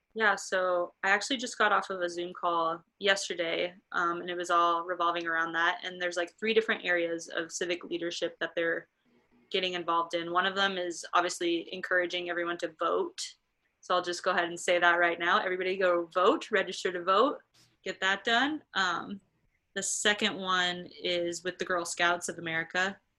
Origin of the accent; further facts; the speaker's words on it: Nebraska, United States; also born or lived in Minnesota; I'm from Nebraska, so I've experienced the cold